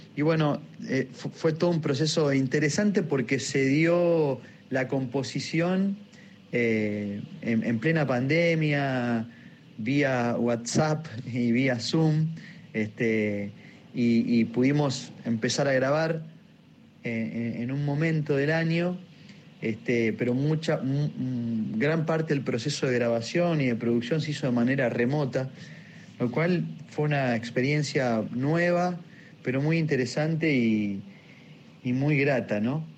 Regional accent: Sastre, Santa Fe, Argentina; yo soy de Sastre, provincia de Santa Fe, los pueblos del interior

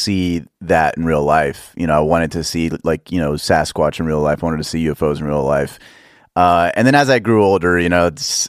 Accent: Dallas, Texas, United States; Dallas. Dallas

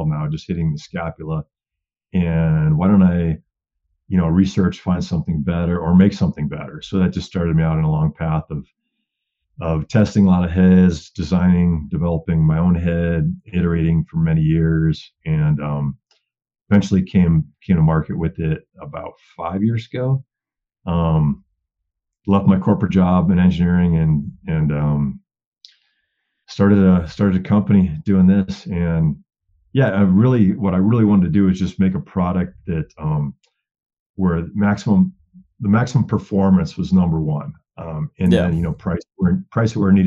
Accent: Wisconsin, United States; moved away as an adult; now in Colorado, United States; I grew up in Wisconsin, bow hunting, whitetails.

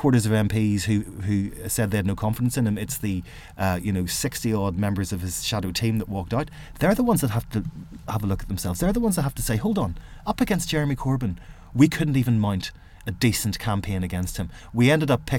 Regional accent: Northern Ireland, United Kingdom; I grew up in a place of division

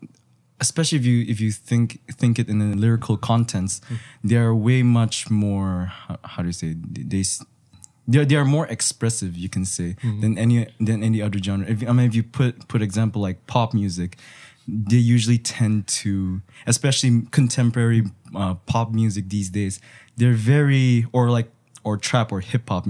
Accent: Indonesia; I'm actually half Indonesian, but I'm legally a Japanese by nationality. But I grew up in Indonesia for a very long time.

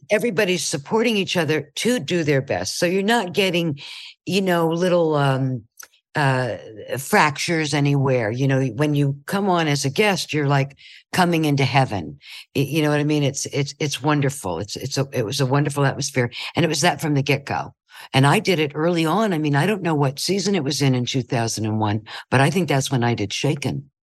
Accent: Ohio, United States; moved away; I'm from Ohio

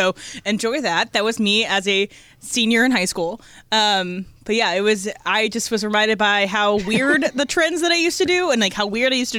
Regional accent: Fredericksburg, Virginia, United States; the college in my hometown called University of Mary Washington.

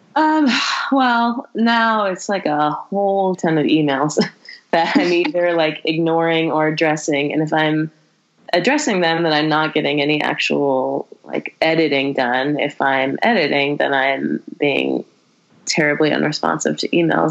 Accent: Berkeley, California, United States; also born or lived in El Paso, Texas; I was born in Berkeley and I grew up in the Bay Area

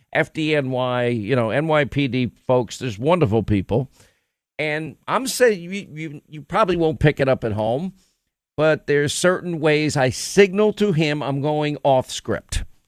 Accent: United States; as an American

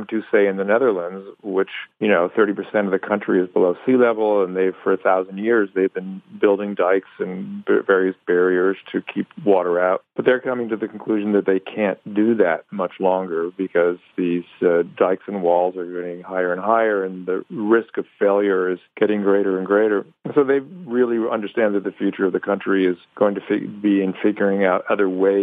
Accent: California, United States; I grew up in California

